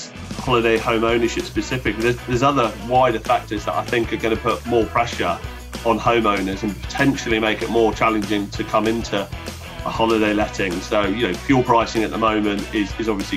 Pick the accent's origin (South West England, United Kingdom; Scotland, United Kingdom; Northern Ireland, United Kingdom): South West England, United Kingdom; Brixham; moved away as an adult; also born or lived in London / Hampshire; I moved away from Brixham about 15 years ago, started working around London and wanted to find somewhere back at home, really, that I could bring my family back